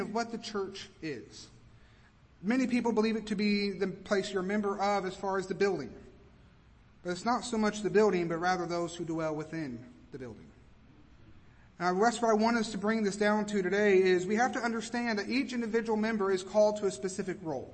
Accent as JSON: {"language": "English", "region": "Kentucky", "country": "United States", "moved": "yes", "lives_now": "Georgia, United States", "said": "I'm from Kentucky"}